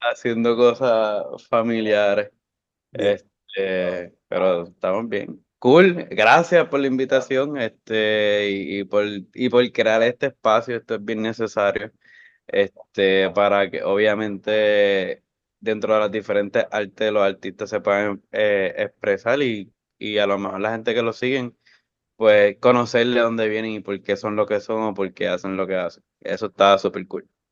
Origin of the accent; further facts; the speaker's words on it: Bayamón, Puerto Rico; Yo soy de Bayamón Estudié en escuela privada y después pública.